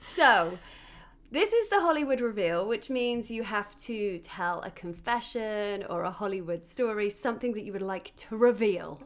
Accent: United Kingdom; now in Los Angeles, United States; I'm a British T V host, actor and comedian living in L

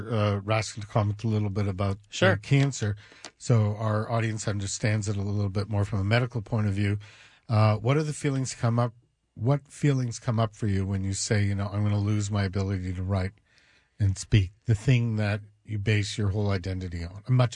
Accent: Canada; Hey, I'm from Canada.

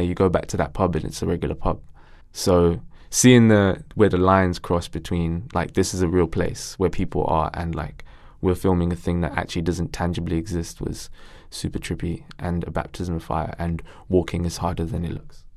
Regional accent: Ilford, London, United Kingdom; my mom was big in the community where I grew up in Ilford

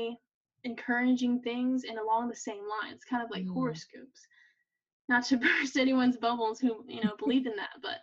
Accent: Tupelo, Mississippi, United States; Tupelo, my hometown

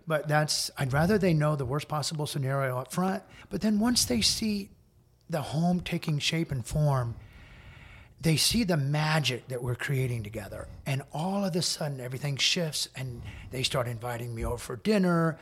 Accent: New York, United States; moved away as an adult; I'm a New Yorker

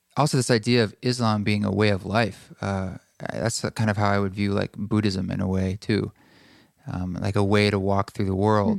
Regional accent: United States; being a white male growing up in America

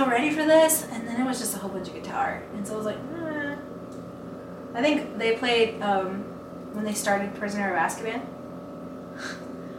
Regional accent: Levelland, Texas, United States; now in Lubbock, United States; I'm from Levelland. I'm from here

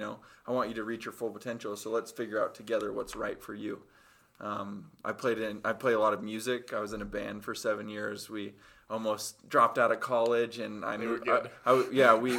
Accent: Cottonwood Heights, Utah, United States; I was born in Cottonwood Heights, Utah. It's just right outside of Salt Lake.

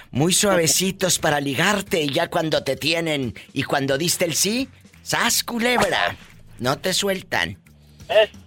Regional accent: Zinapécuaro, Michoacán, Mexico; De Sinapecuaro, Michoacán.

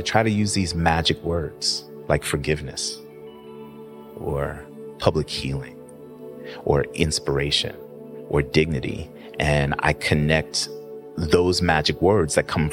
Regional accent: New York City, New York, United States; moved away as an adult; also born or lived in Atlanta / Oakland; now in Washington, D.C., United States; I was born and raised in Queens

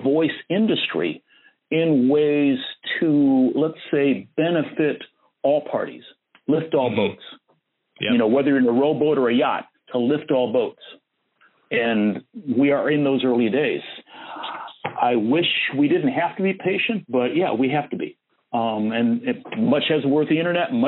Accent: Fort Wayne, Indiana, United States; accent: flat Midwestern; Now, I grew up in the Midwest, Fort Wayne, Indiana. So I speak what some people would call Cincinnati TV announcer. I have that flat Midwestern

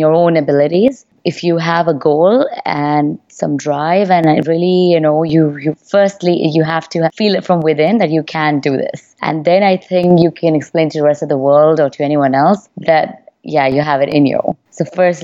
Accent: Delhi, India; moved away as an adult; also born or lived in London, United Kingdom / United States; I was born and raised here in Delhi in India

